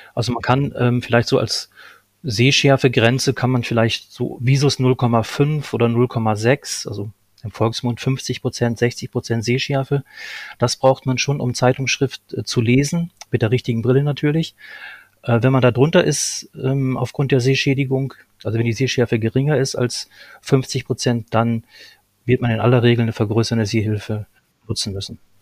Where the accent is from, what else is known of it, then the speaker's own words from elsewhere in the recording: Lohne, Lower Saxony, Germany; moved away as an adult; also born or lived in Berlin; ich, ähm, komme gebürtig aus Niedersachsen, aus Lohne